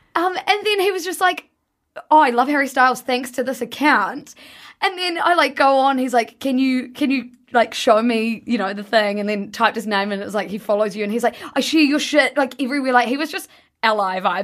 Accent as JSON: {"language": "English", "country": "New Zealand", "said": "I'm from New Zealand"}